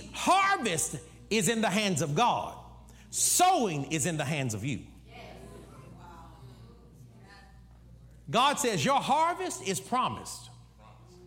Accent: United States; I'm one of them dumb Americans

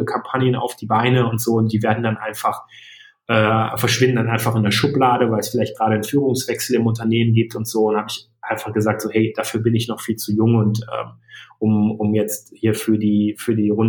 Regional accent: Iserlohn, North Rhine-Westphalia, Germany; Ich komme aus dem aus der Ecke von Iserlohn, also so

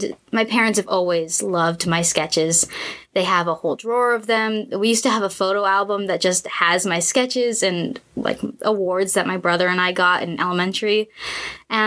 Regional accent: La Puente, California, United States; I was born and raised in La Puente. I have lived there my entire life.

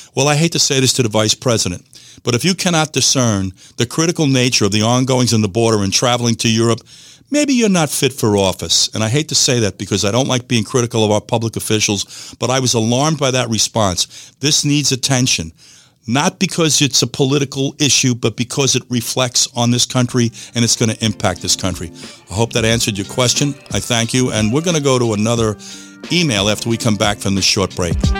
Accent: United States; I'm saying this to you as an American citizen. I'm born in this country.

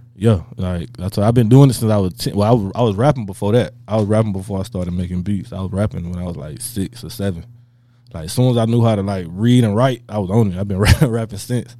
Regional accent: Tampa, Florida, United States; I'm from Tampa

